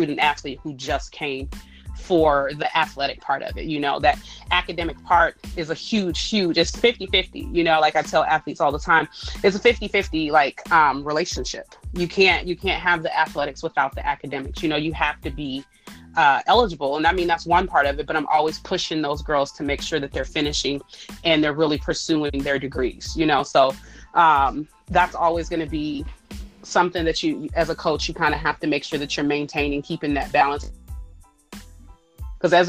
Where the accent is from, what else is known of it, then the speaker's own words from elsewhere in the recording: Ohio, United States; I'm from Ohio